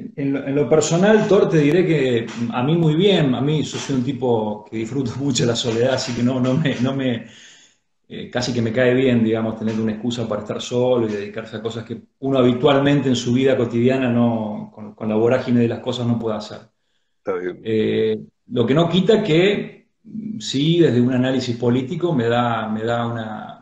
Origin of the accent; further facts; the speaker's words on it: San Francisco, Córdoba, Argentina; now in Córdoba, Argentina; En esta, que es mi ciudad natal.